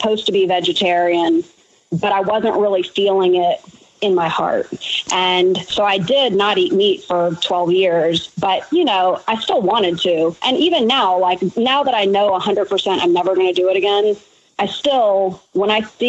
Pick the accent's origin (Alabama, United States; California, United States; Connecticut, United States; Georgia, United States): Alabama, United States; Actually, Alabama, actually.